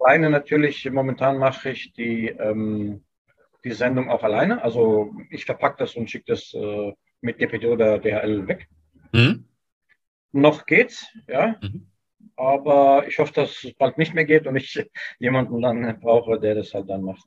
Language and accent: German; Germany; Ich bin hier mhm. geboren und aufgewachsen. Das ist hier meine Heimat.